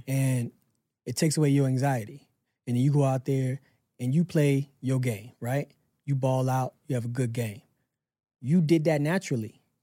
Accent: Pensacola, Florida, United States; moved away; I moved back to my hometown, Pensacola

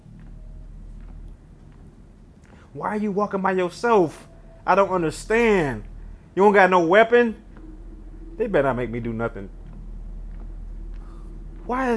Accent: Detroit, Michigan, United States; I'm from Detroit.

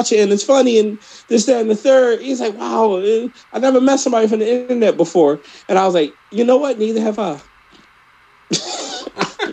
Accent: Philadelphia, Pennsylvania, United States; I'm from Philly.

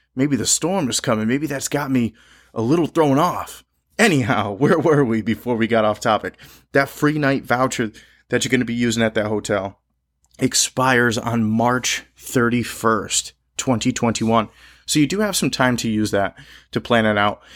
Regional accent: Connecticut, United States; I'm recording this podcast from my home state of Connecticut

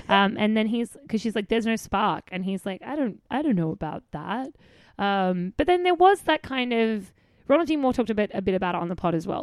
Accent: Australia; I'm Australian.

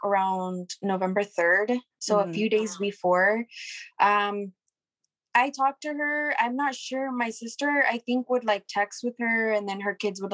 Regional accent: Hermiston, Oregon, United States; We are from Hermiston, Oregon. It's just a little town out here in Oregon

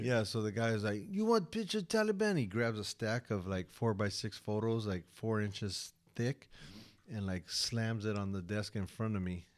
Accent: United States; I'm American

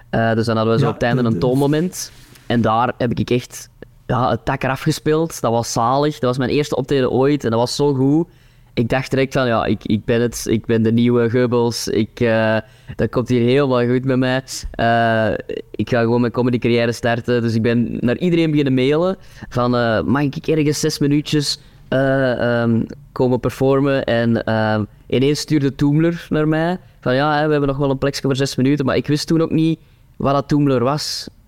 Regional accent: Kempen, Belgium; dat was zo'n beetje mijn identiteit op dat podium, hè, zo de, de Kempenaar.

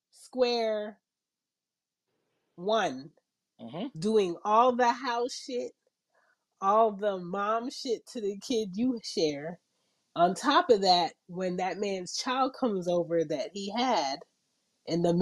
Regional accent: Philadelphia, Pennsylvania, United States; now in Atlanta, United States

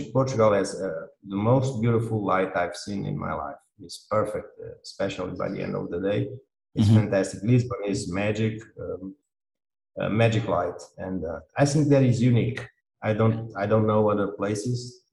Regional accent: Angola; I was born in Angola. I'm Angolan

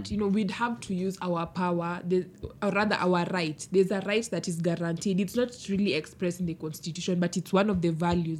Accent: Siaya County, Kenya; I come from Siaya County

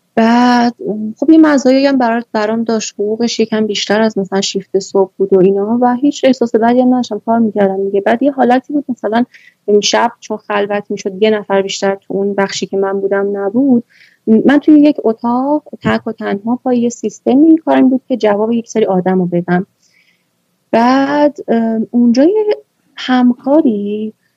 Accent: Iran; من تو همین جامعه بزرگ شدم

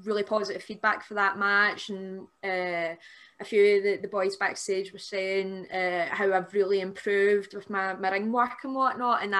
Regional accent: Airdrie, Scotland, United Kingdom; the show that I did at the Airdrie Town Hall, because that's my hometown

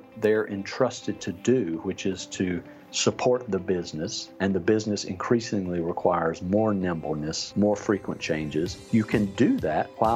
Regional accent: North Carolina, United States; moved away as an adult; now in San Francisco, United States; I live in San Francisco, but I'm not a native. I grew up in North Carolina

